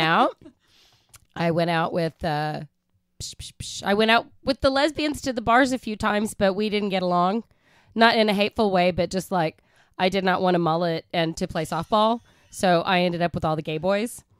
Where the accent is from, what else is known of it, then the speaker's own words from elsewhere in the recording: Oklahoma, United States; I'm from Oklahoma and I gr-, that's where I grew up.